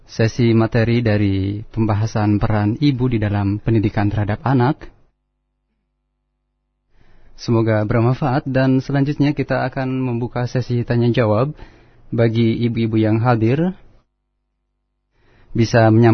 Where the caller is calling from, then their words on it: Bantar Gebang, West Java, Indonesia; Uh, saya dari Bantar Gebang.